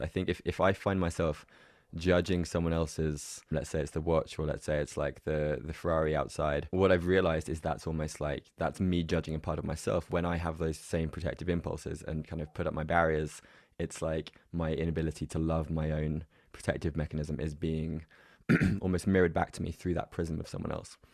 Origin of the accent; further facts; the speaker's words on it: England, United Kingdom; my background growing up in England was very much kind of emotionally repressed